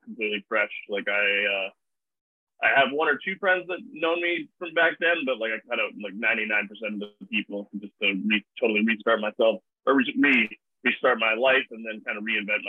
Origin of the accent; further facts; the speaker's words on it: Vancouver, British Columbia, Canada; I was born in Vancouver